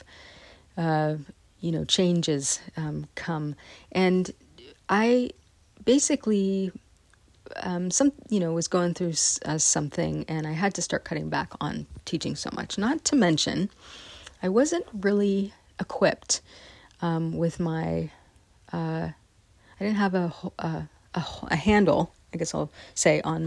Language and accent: English; West Marin, California, United States; also born or lived in San Rafael, California; I'm from West Marin